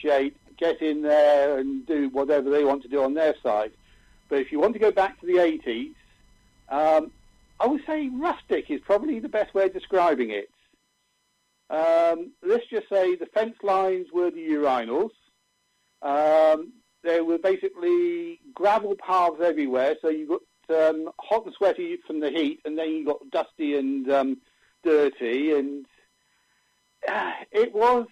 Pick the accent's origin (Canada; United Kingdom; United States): United Kingdom; outside Bournemouth, Dorset, South West England; I was born bred outside of Bournemouth on the coast